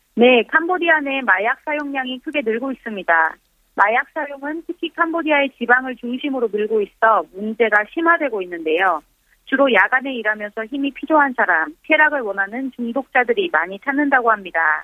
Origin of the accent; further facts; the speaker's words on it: Mongolia; Korean is a second language; now in South Korea; 지금 몽골에서 왔어요